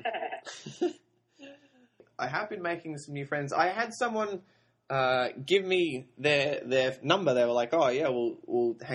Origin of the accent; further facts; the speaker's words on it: Sydney, New South Wales, Australia; I'm from Sydney, Australia